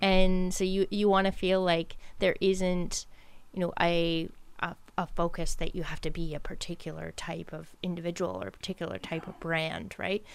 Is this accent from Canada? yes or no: yes; Ontario, Canada; now in Nova Scotia, Canada; I grew up in Ontario